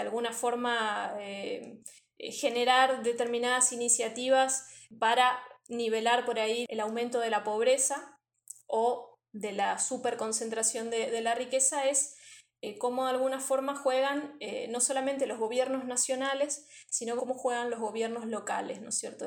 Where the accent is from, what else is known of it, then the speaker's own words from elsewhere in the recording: Argentina; also born or lived in Misiones; soy argentina